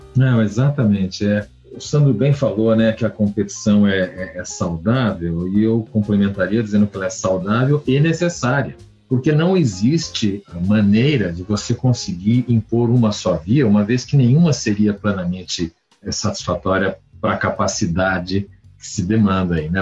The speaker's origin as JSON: {"language": "Portuguese", "country": "Brazil", "said": "como brasileiro"}